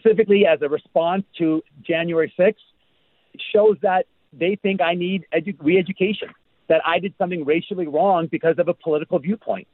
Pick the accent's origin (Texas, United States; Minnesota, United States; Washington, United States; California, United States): Washington, United States; Seattle; now in Allentown, United States; I'm from Seattle and my entire family's out there